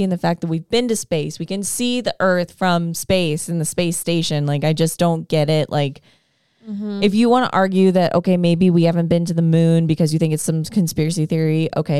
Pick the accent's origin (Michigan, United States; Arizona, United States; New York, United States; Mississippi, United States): New York, United States; Queens; When I first moved to the city, despite being born and raised in Queens.